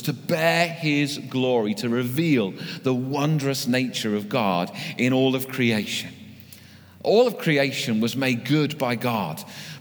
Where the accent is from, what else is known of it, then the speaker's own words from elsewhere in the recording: United Kingdom; we're British